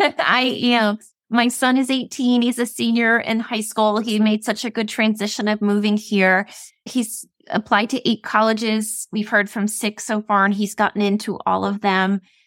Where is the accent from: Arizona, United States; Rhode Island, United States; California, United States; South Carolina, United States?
Rhode Island, United States; moved away as an adult; now in Florida, United States; I am originally from Rhode Island. I lived there my whole entire life. And in 2021, we made a decision to move here.